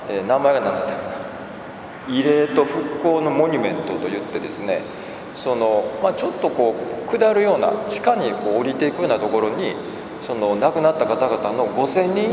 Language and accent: Japanese; Kobe, Hyogo, Japan; moved away; also born or lived in Osaka; 今日は六甲教会から参りましたがもともと神戸生まれの神戸育ちであの神戸があの故郷なんですね